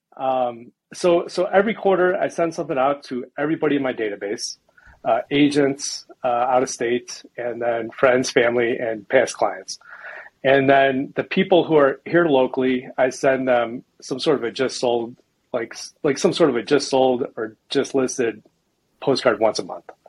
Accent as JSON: {"language": "English", "town": "Chicago", "region": "Illinois", "country": "United States", "tie": "born or raised there", "moved": "as an adult", "lives_now": "Boulder, United States"}